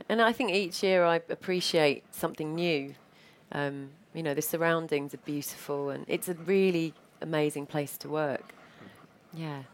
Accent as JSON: {"language": "English", "country": "United States", "moved": "yes", "lives_now": "London, United Kingdom", "said": "I'm an American living in London"}